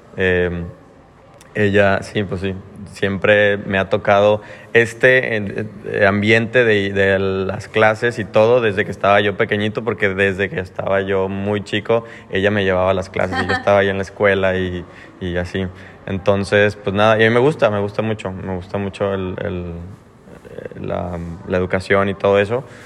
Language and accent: Spanish; Mexico; now in Australia; siendo mexicano